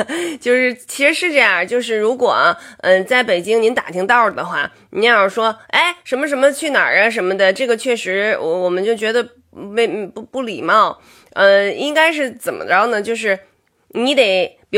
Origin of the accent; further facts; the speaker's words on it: Beijing, China; 我是北京人